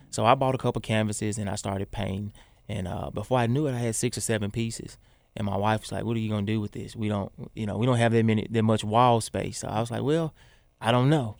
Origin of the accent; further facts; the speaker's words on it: Memphis, Tennessee, United States; moved away; the neighborhood we grew up